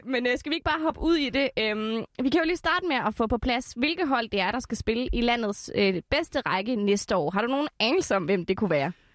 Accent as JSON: {"language": "Danish", "town": "Esbjerg", "region": "Southern Denmark", "country": "Denmark", "tie": "born or raised there", "said": "min egen hjemby, Esbjerg"}